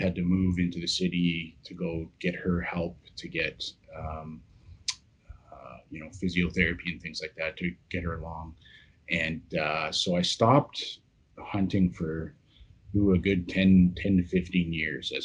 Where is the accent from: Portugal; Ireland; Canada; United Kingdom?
Canada; Yukon; born and raised in the Yukon, very much an outdoor oriented childhood